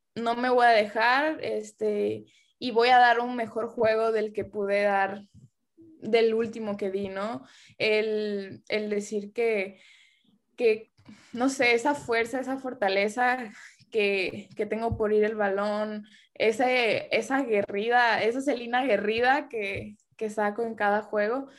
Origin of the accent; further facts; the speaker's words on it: Tuxpan, Nayarit, Mexico; moved away as an adult; now in United States; yo no nací ahí en Tuxpan, pero para mí es mi pueblo, mi rancho, mi, la capital del mundo